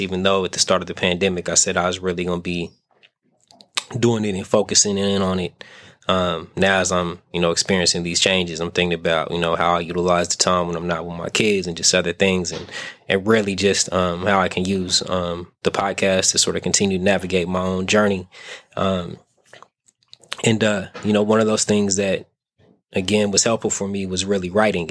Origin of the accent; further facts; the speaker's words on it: Las Vegas, Nevada, United States; now in San Francisco Bay Area, United States; I kind of have to get used to the Bay being um, home, even though I'm from Vegas